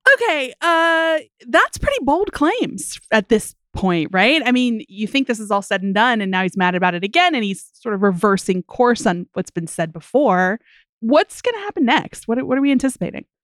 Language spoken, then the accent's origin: English; West Virginia, United States; now in New Jersey, United States; my home state of West Virginia or my beloved state that I live in now, New Jersey